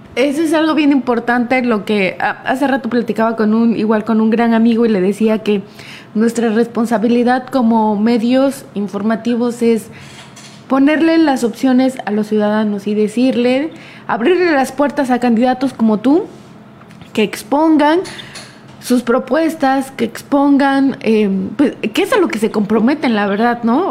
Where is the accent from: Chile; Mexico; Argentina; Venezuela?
Mexico; como mexicanos recordemos las hazañas históricas que hemos tenido